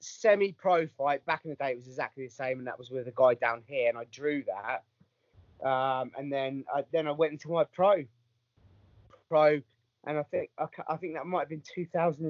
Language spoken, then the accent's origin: English; Southampton, South East England, United Kingdom; now in Bournemouth, United Kingdom; that was in Southampton, and that was my hometown